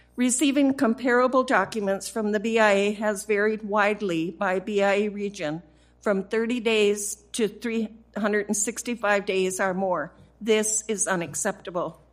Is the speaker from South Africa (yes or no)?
no; South Dakota, United States; from my home state of South Dakota